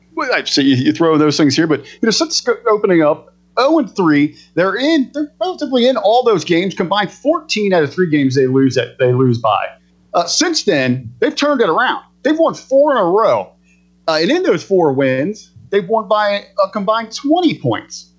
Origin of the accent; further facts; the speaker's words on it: Southern Ohio, United States; moved away as an adult; now in Northern Ohio, United States; I was born and raised in Southern Ohio